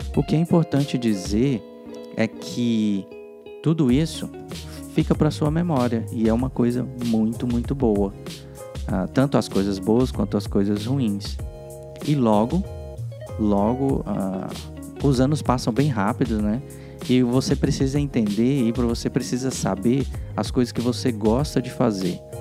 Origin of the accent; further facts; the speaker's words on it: Goiânia, Goiás, Brazil; moved away as an adult; also born or lived in Porto Velho, Rondônia / Brasília / Portugal; now in United States; eu sou goiano, né? Eu nasci em Goiânia, morei em outra cidade, morei em Porto Velho, Rondônia, depois morei, voltei para Goiânia